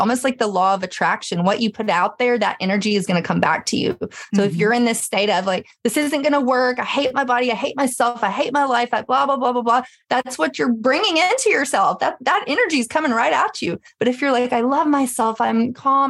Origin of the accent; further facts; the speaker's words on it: Memphis, Tennessee, United States; I grew up in Memphis